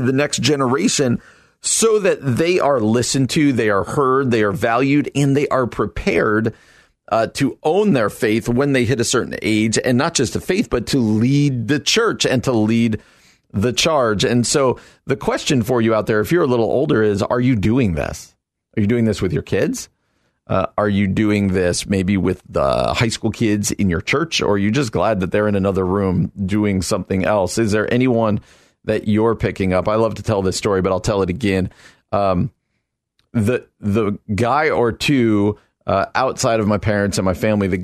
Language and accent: English; New Jersey, United States; moved away as an adult; I come out from New Jersey